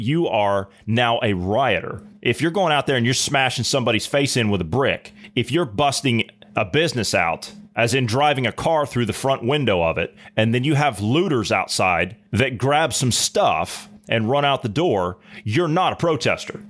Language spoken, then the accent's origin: English; United States; I'm an American.